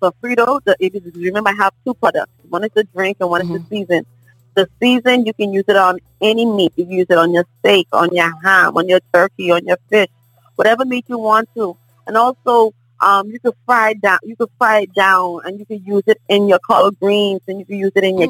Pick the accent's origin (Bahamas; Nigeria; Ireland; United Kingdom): Bahamas; Nassau, New Providence; now in Orlando, United States; I'm originated from Nassau, Bahamas, which is called New Providence. I now reside at Orlando, Florida